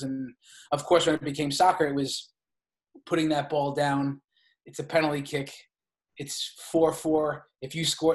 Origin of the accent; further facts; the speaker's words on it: Brentwood, New York, United States; also born or lived in Bronx, New York; I was born in the Bronx in New York, and my mom and dad moved out to Long Island when I was probably 3 years old